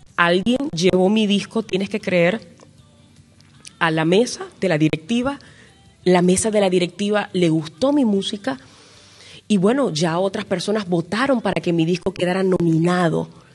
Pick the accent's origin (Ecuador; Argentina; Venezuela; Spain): Venezuela; en mi país, Venezuela